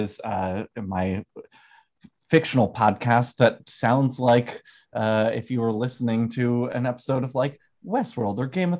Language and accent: English; Herkimer, New York, United States; also born or lived in Oneonta, New York / Westchester, New York; I grew up in Herkimer, New York, so not too far from Utica